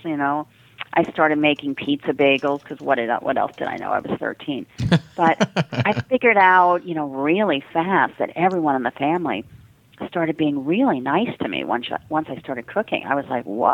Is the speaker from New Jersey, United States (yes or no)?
yes; the Jersey Shore, New Jersey, United States; now in New York, United States; I was originally from the Jersey Shore